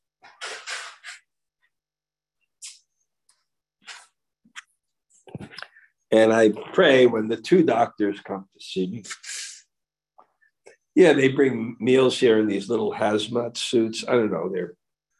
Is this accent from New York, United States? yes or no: yes; New York, United States; I'm from New York